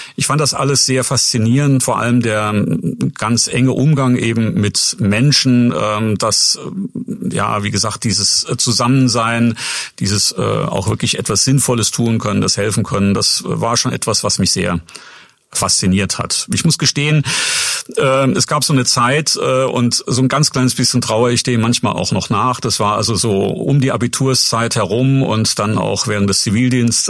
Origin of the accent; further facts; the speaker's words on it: Saarbrücken, Saarland, Germany; moved away as an adult; also born or lived in Bad Kreuznach / Würzburg; now in Schweinfurt, Germany; davor aufgewachsen bin ich in Saarbrücken, eigentlich geboren bin ich in Bad Kreuznach äh, in, der, in Rheinland-Pfalz ähm, und ja, wie gesagt, sozialisiert worden in Saarbrücken